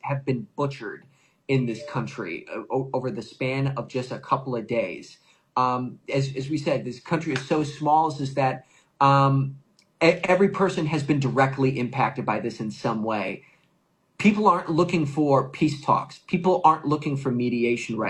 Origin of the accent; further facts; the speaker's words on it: United States; I introduce myself as an American journalist